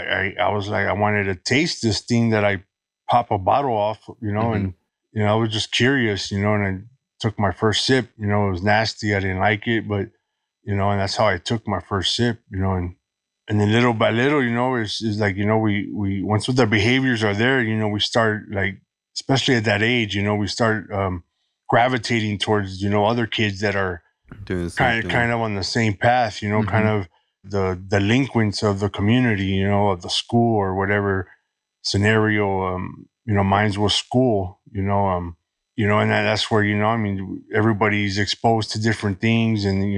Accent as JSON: {"language": "English", "town": "Los Angeles", "region": "California", "country": "United States", "tie": "born or raised there", "said": "Born and raised in Los Angeles. Been here my whole life."}